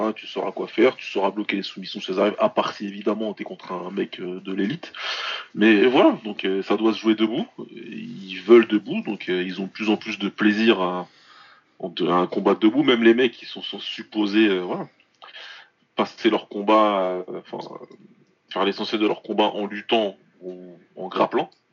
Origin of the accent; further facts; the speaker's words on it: France; on est français